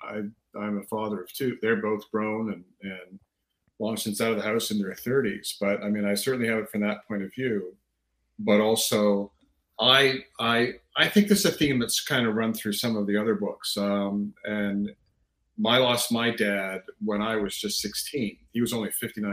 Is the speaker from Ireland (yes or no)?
no; Canada; I am Canadian. I've lived in Canada since I was 3 years old